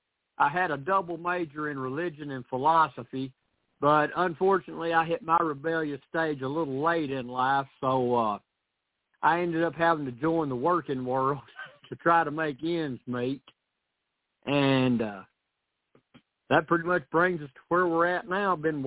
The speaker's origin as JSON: {"language": "English", "region": "Tennessee", "country": "United States", "tie": "born or raised there", "also_born_or_lived": "Missouri", "accent": "southern", "said": "I was born and raised in Tennessee. Moved to Missouri for 4 years, but my dad decided he was tired of not being able to see a hill. He was tired of flat land, so we moved back to Tennessee where he could see a hill"}